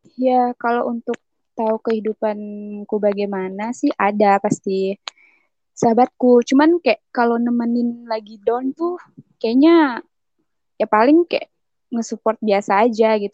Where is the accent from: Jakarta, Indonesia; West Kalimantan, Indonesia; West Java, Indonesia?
West Kalimantan, Indonesia; Singkawang; now in Pontianak, Indonesia; Aku waktu kecil, aku di kota Singkawang. Cuman pas udah lulus sekolah gitu, aku merantau ke kota Pontianak, tapi masih di Kalimantan Baratnya juga